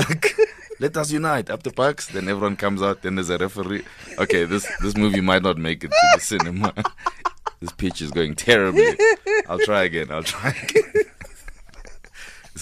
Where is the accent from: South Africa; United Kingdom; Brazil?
South Africa; Katlehong, Gauteng; also born or lived in northern suburbs of Johannesburg; now in Johannesburg, South Africa; I grew up in Katlehong, in Chongweni section.